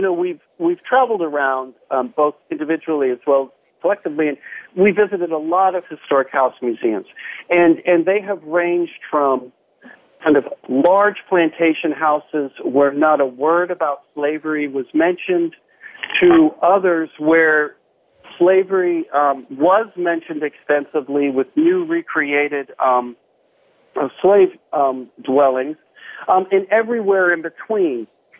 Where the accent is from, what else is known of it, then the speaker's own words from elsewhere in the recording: Columbus, Ohio, United States; born there; also born or lived in Charlotte; You know, I was born in Columbus, Ohio. We moved around a handful of times. I ended up in Charlotte, North Carolina for a good bit of my young adult life